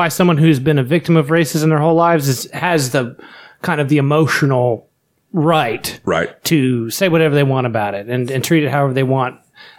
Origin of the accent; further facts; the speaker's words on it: Southern West Virginia, United States; especially growing up in Southern West Virginia